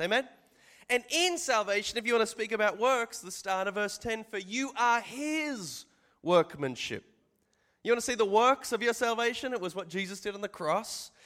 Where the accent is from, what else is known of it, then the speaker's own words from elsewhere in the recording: Australia; I'm from Australia